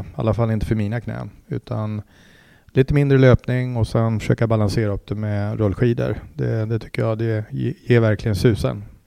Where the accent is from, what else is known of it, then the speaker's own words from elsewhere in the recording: Mora, Dalarna County, Sweden; also born or lived in Uppsala / Mexico City; now in Täby, Sweden; jag är ju eh, född och uppvuxen i Mora i Dalarna